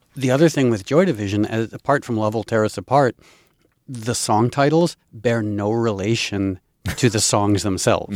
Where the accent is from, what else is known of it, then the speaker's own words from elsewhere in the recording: Darien, Connecticut, United States; I grew up in Connecticut, and I grew up poor white trash on food stamps and welfare in arguably one of the wealthiest towns in the United States, Darien, Connecticut